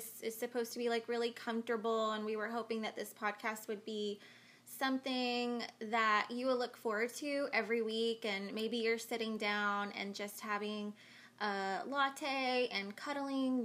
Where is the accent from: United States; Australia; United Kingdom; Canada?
United States; Florida; we were raised where we were